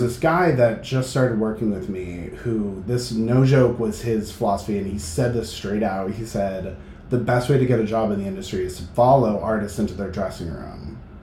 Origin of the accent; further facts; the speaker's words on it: Manchester, New Hampshire, United States; now in Boston, United States; I grew up in Manchester, New Hampshire